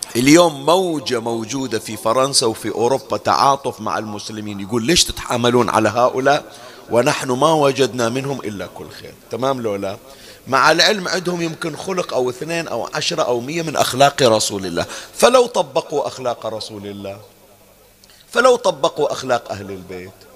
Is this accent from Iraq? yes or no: no; Bahrain; احنا عندنا بالبحرين